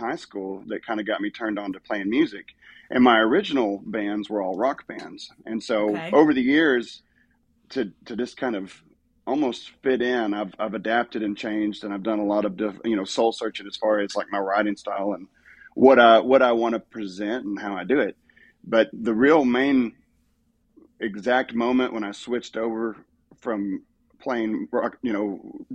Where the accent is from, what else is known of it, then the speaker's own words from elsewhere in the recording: Stephenville, Texas, United States; growing up in Stephenville, there were really just a few local bands